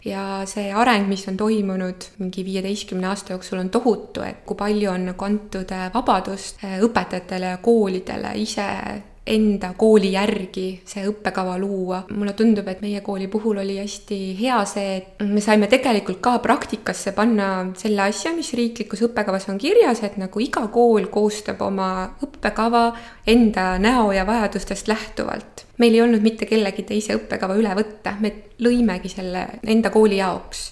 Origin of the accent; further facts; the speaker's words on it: Tsirguliina, Valga County, Estonia; moved away as an adult; also born or lived in Võru; now in Tartu, Estonia; ja ma olen sündinud Võrus ja käisin Võrus ka natuke lasteaias, aga siis äh, meie pere kolis äh, Valga lähedale. nii et tegelikult oma esimest klassi ma alustasin Tsirgulinna keskkoolis ja lõpetasin ka seal gümnaasiumi